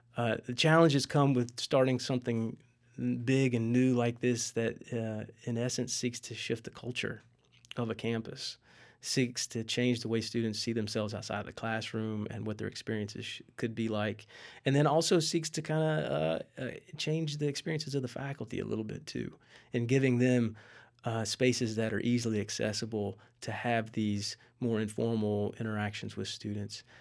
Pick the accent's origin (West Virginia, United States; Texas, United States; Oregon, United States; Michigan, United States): West Virginia, United States; moved away; my hometown in West Virginia